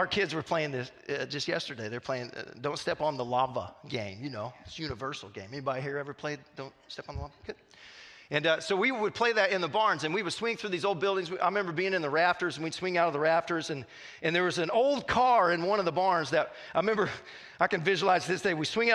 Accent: Southwest Missouri, United States; moved away; I grew up in Southwest Missouri

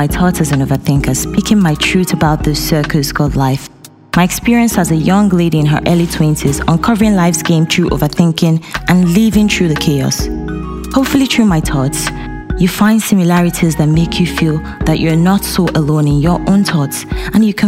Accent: Nigeria; moved away as an adult; now in Dijon, France; I'm a female from Nigeria, but I currently live in France.

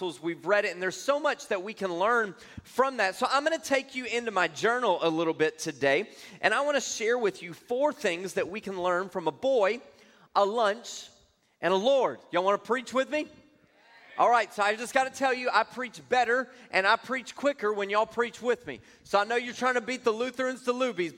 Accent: Louisiana, United States; now in Texas, United States; I'm originally from Louisiana. I got to Texas just as quickly as I could.

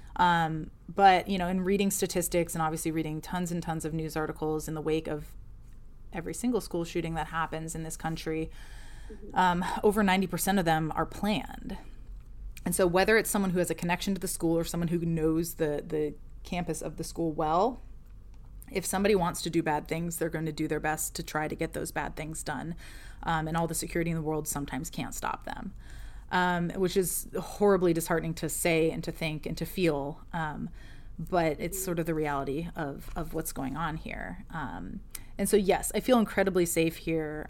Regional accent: Ohio, United States; now in Alexandria, United States; originally from Ohio, in the Midwest of the U, of the United States, uh, from a very small town between Cleveland and Akron. Um, but now I live in Alexandria, Virginia

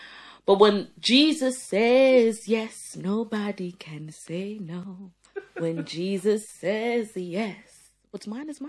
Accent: New York, United States; Listen, I'm from New York.

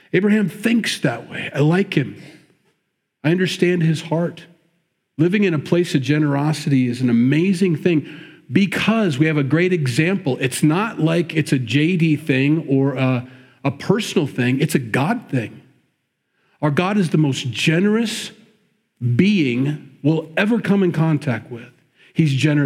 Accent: Midwest, United States; we grew up in the Midwest

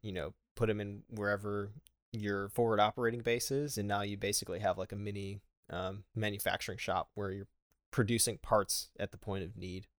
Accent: Buffalo, New York, United States; moved away; I am from Buffalo

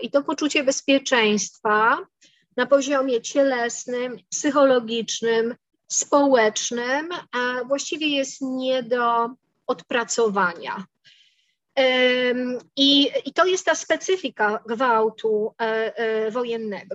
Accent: Poland; my się wychowałyśmy w Polsce

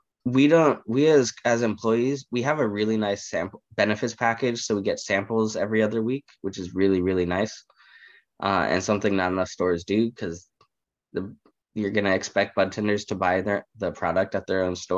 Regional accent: Bay Area, California, United States; also born or lived in Chicago; So I'm from California, born and raised. I've lived in the Bay Area for the better part of my life

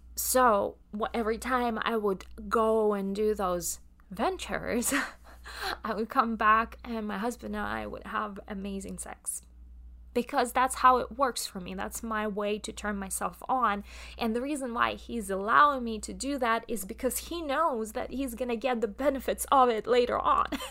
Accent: Russia; accent: Russian; English is a second language; my Russian accent comes through

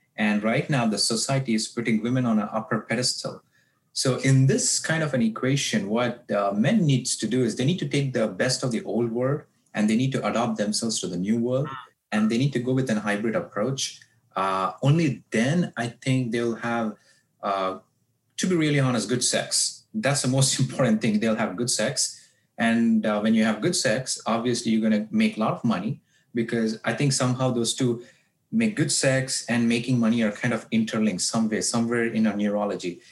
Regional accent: South India, India; now in United States; I grew up in South India from very conservative background

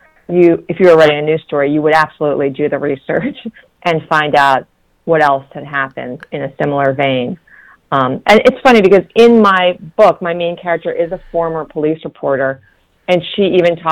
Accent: New York, United States; now in Washington, D.C., United States; I grew up in New York

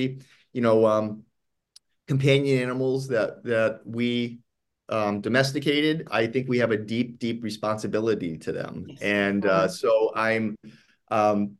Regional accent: East Coast, Northeast, United States; moved away as an adult; now in Los Angeles, United States; I grew up on the East Coast, and I now live in Los Angeles.

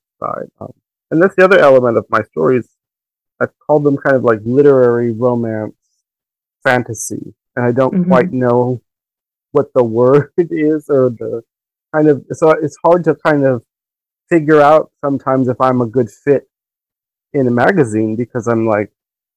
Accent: Miami, Florida, United States; I grew up in Miami

